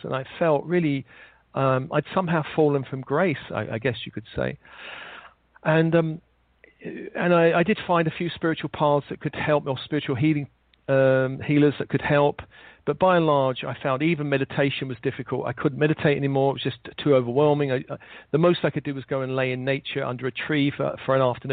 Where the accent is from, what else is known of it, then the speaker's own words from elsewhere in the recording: London, United Kingdom; I was born in London in the late 50s